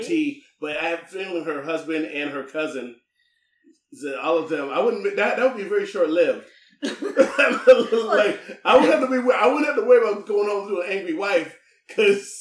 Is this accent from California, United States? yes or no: no; Findlay, Ohio, United States; I'm from Findlay